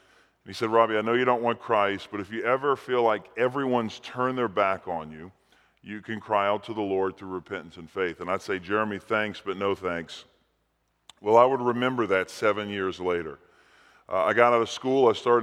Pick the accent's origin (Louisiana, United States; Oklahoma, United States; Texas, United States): Louisiana, United States; New Orleans; I was actually raised in New Orleans, Louisiana. I was born and raised in New Orleans, and I was Roman Catholic, half Italian.